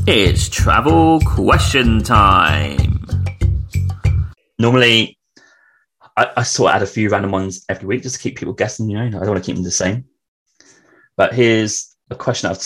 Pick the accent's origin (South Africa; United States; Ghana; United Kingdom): United Kingdom; England; also born or lived in London; I'm from England